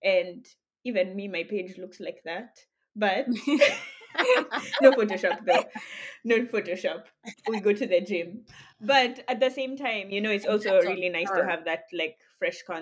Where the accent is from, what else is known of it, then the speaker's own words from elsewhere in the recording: Kenya; moved away; growing up in Kenya and you have all these tribes and everything